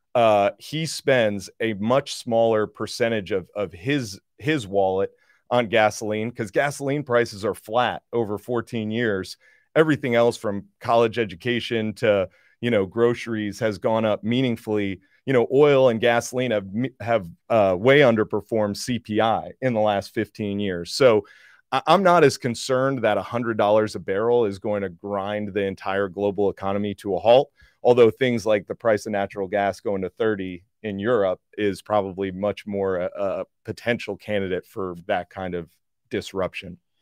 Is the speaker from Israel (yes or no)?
no; New Jersey, United States; I grew up in New Jersey